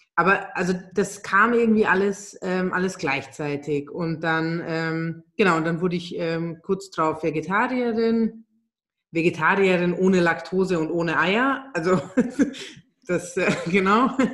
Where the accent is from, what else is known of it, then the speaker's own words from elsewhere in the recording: Germany; moved away as an adult; also born or lived in Hungary; now in Vienna, Austria; Ich bin ähm, ursprünglich Ungarin, bin in Deutschland aufgewachsen und lebe jetzt seit 14 Jahren in Wien